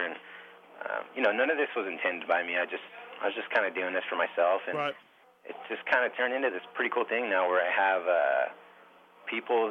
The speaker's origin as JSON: {"language": "English", "region": "California", "country": "United States", "said": "I'm from California"}